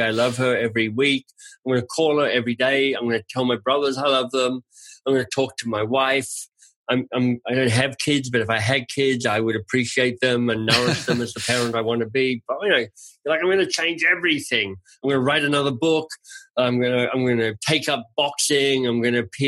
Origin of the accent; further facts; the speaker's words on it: Australia; I'm Australian and I grew up on lamb chops